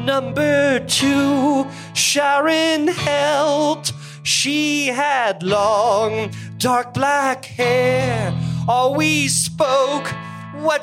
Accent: Toronto, Ontario, Canada; I grew up in Toronto

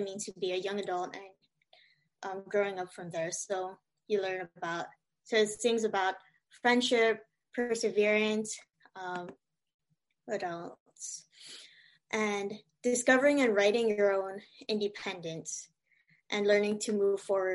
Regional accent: Hawaii, United States; I was born and raised in Hawaii, so there's a lot of like Asian culture around me, and also a lot of Filipino culture, especially growing up in Waipahu and Kalihi

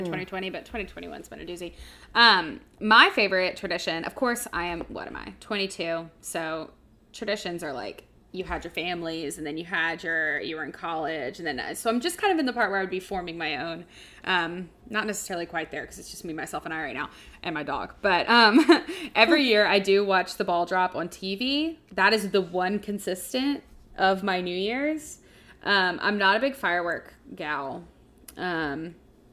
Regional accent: Baton Rouge, Louisiana, United States; I'm from Baton Rouge

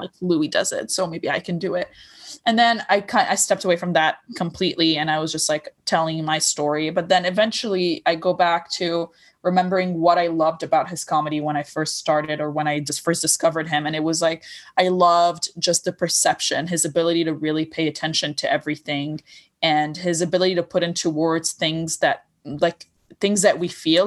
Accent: Lebanon; accent: Lebanese; English is a second language; moved away; I did grow up in Lebanon

